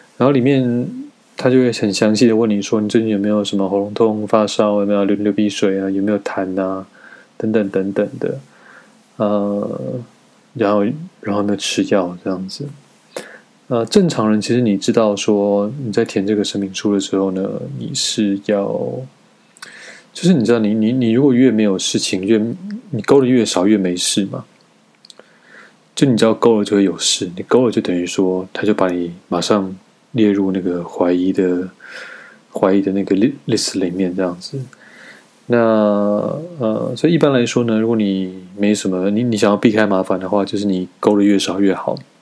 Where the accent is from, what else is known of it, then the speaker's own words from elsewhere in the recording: Taiwan; moved away as an adult; now in China; 我身为一个台湾人